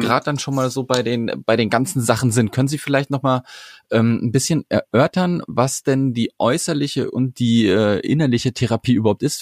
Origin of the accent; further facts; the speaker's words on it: Sauerland, North Rhine-Westphalia, Germany; ich komme aus dem Sauerland und mein Rheumato, also ich bin am Rande mhm. des Sauerlands